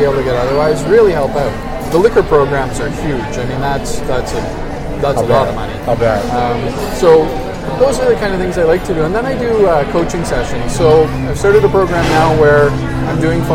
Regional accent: Canada; we're Canadian

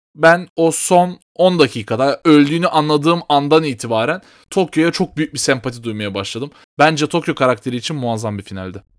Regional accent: Turkey

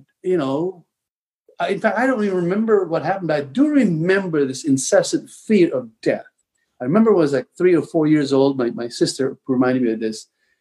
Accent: Tabango, Eastern Visayas, Philippines; I was born and raised in the Philippines

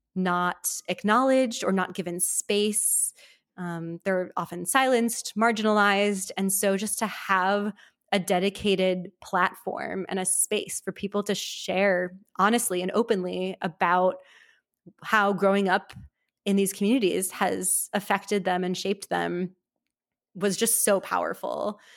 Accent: Milwaukee, Wisconsin, United States; moved away; I grew up in Milwaukee, Wisconsin, in a sort of modern Orthodox upbringing

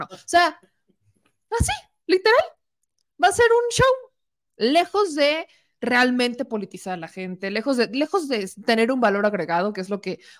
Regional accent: Mexico; Si de por sí somos mexicanos, vamos a memear todo.

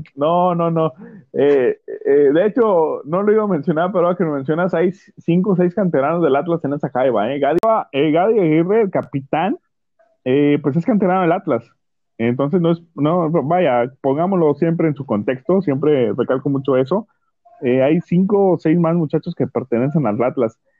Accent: Tampico, Tamaulipas, Mexico; somos de Tampico ambos, Tampico Madero.

